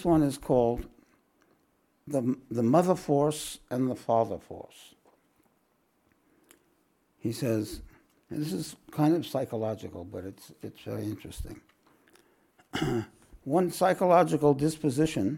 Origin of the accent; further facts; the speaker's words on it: New York, United States; now in Australia; we're both from New York